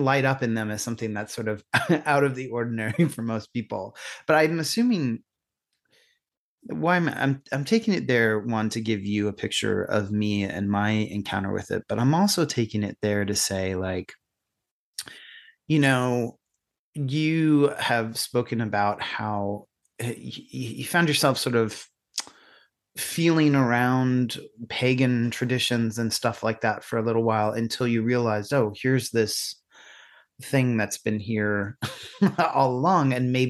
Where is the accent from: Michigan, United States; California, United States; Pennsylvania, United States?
Pennsylvania, United States; you know, I grew up in Pennsylvania, not too far from where you are.